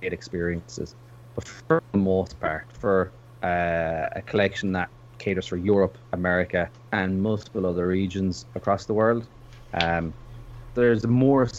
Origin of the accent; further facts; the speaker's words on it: Ireland; I'm from Ireland